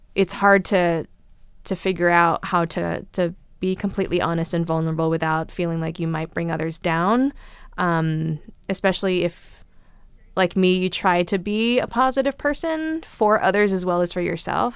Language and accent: English; California, United States; I grew up here in California and I'm American